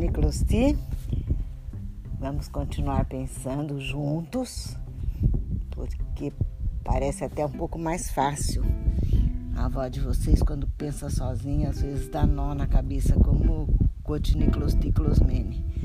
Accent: Brazil; cada um de nós como bons brasileiros e bons latino-americanos

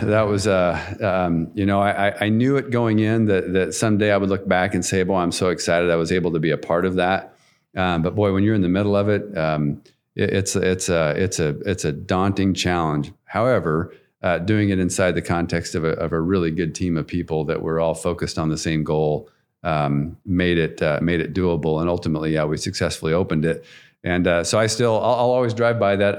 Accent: Nampa, Idaho, United States; I grew up in Nampa, um, so pretty much a lifelong Canyon County guy

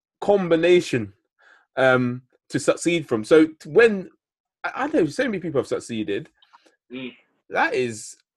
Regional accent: London, United Kingdom; I grew up in Northwest London.

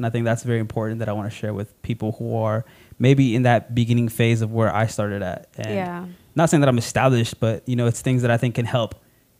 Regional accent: South Gate, California, United States; I grew up borderline Southgate, HP, Walnut Park. I mean, I never considered it the hood.

